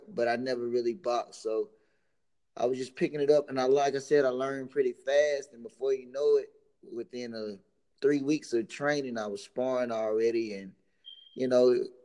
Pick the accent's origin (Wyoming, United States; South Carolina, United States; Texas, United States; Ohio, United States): South Carolina, United States; Rock Hill; I'm from Rock Hill, South Carolina. We're a football city.